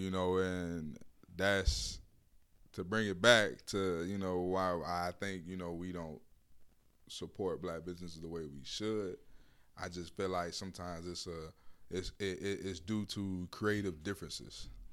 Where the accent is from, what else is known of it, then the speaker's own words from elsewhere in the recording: Miami, Florida, United States; I grew up in Miami. I'm from Miami